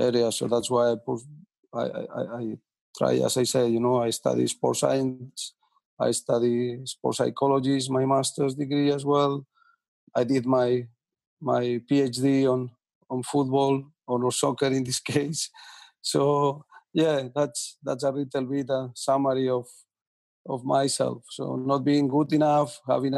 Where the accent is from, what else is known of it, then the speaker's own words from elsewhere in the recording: a little town next to Villarreal, Valencian Community, Spain; moved away; my hometown is a very little town next to Villarreal